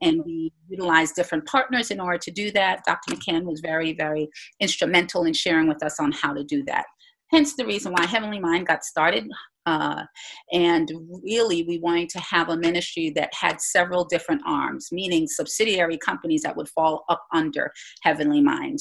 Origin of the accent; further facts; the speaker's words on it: Jamaica; also born or lived in Bahamas; I was born in the Bahamas, grew up in Jamaica, know nothing about the Bahamas, but I'm so glad to, to say that I hail from Jamaica, have Jamaican parents.